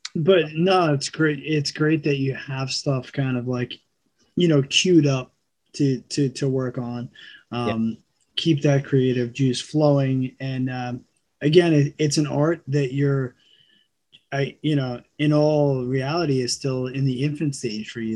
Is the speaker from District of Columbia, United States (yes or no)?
no; New York, United States; also born or lived in California; born and raised in New York